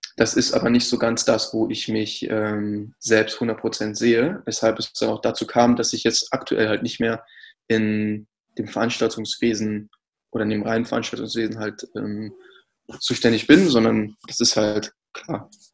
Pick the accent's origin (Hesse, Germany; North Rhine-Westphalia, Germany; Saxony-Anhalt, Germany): North Rhine-Westphalia, Germany; Kamen; now in Berlin, Germany; ich bin eigentlich aus Nordrhein-Westfalen und zwar aus der Stadt Kamen